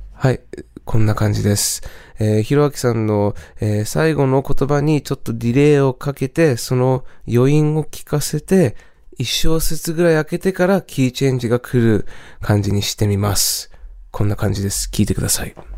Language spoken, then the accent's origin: Japanese; California, United States; moved away; 僕もともとカリフォルニア出身なんですが